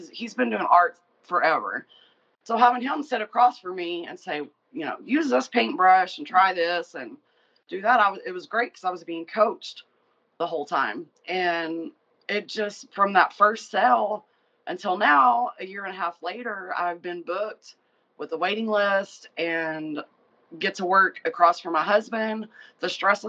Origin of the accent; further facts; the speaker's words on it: Abilene, Texas, United States; moved away as an adult; also born or lived in San Antonio, Texas; I moved from where I was living back to my hometown where he's at. And I'd always kind of worked in sales or had my own business. And when I moved to Abilene